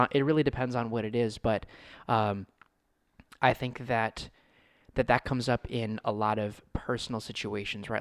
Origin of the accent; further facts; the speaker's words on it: United States; I was born in the United States